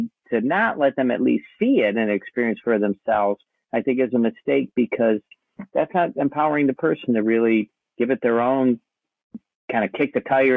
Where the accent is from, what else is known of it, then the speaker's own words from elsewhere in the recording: Ohio, United States; moved away as an adult; now in Kauai, United States; I'm originally from Ohio. I've been living here in Hawaii 34 years